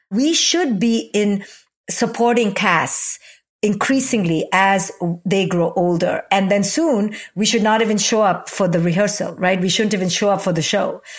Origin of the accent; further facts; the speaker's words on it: India; moved away as an adult; a twenty-one-year-old recent immigrant from India